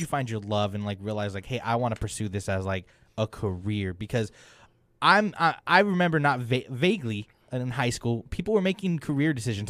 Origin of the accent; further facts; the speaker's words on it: Wasco, California, United States; I grew up in a small town called Wasco